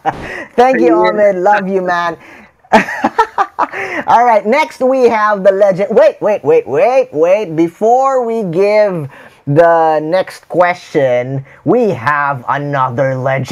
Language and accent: English; Philippines; English is a second language; I'm a Filipino. I speak, English is not my first language, but the tribe that is around me is outside the Philippines.